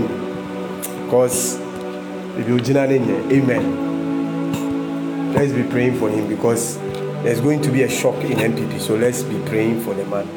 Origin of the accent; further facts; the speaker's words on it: Ghana; I'm a Ghanaian